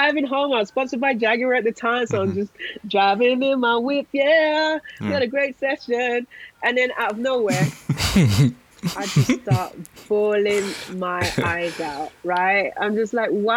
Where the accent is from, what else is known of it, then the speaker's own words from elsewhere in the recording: London, United Kingdom; I'm a Londoner.